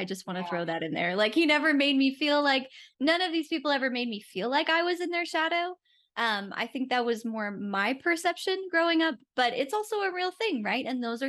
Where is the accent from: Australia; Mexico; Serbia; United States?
United States; Rochester, New York; moved away as an adult; also born or lived in Jacksonville, Florida; So I grew up in Rochester, New York. So that is just on Lake Ontario